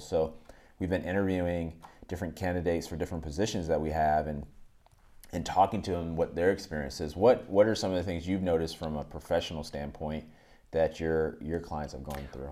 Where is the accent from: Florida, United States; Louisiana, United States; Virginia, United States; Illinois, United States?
Virginia, United States; Northern; also born or lived in Atlanta, Georgia; I was born in Atlanta, but I grew up in, from when I was twelve, eleven. When I was eleven till through twen-, about twenty, I, I lived in Virginia, Northern Virginia, right outside the D C area